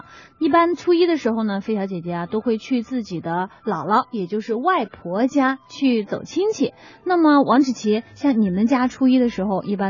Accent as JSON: {"language": "Chinese", "region": "Henan", "country": "China", "tie": "born or raised there", "moved": "yes", "said": "因为我的家乡呢在河南，离贵州非常的远。"}